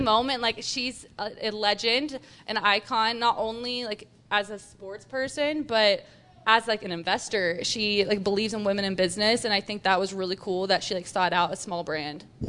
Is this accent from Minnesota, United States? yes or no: no; Texas, United States; also born or lived in Utah; now in Salt Lake City, United States; I'm a Texan, and that speaks for itself.